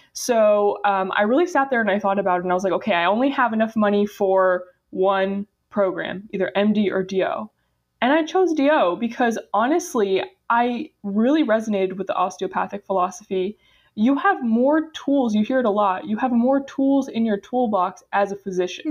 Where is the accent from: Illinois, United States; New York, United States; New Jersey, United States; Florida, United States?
Florida, United States; Boca Raton; I'm actually originally from Boca Raton, Florida